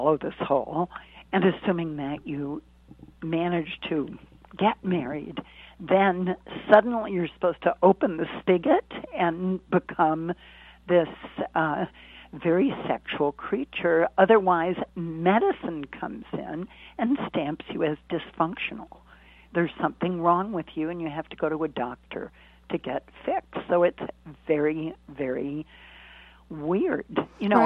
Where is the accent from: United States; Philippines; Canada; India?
United States; Boston, Massachusetts; I grew up in Boston